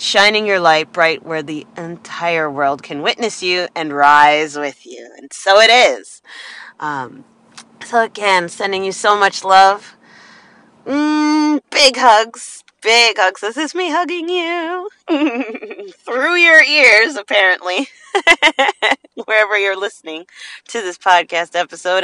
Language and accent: English; New Jersey, United States; I'm from Jersey